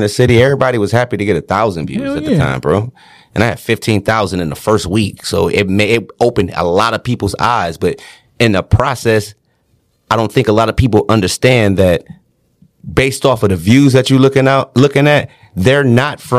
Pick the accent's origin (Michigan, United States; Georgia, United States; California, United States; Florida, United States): Michigan, United States; Detroit; I'm from Detroit